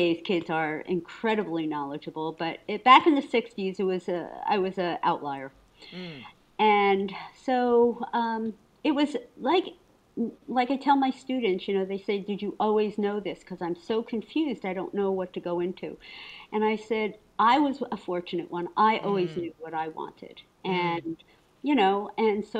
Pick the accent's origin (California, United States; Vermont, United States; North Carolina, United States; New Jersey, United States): New Jersey, United States; Paterson; I was raised in Paterson, New Jersey, which is a very large urban city